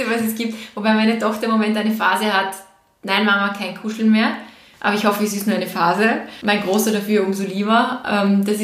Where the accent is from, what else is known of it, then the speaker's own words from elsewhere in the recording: Vorarlberg, Austria; now in Graz, Austria; ich bin aus Vorarlberg, ich bin gebürtige Vorarlbergerin und ich fahre mehrmals im Jahr nach Hause ich nenne es nach Hause.